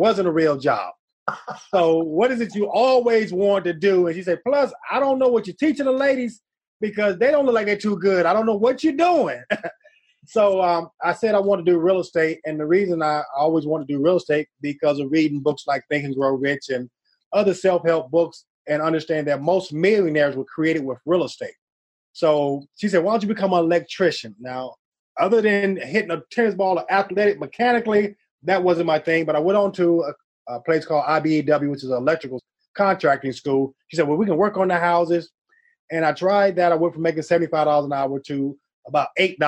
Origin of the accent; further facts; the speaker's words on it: Cleveland, Ohio, United States; also born or lived in Boston, Massachusetts; now in Atlanta, United States; I'm originally from Boston, grew up in Cleveland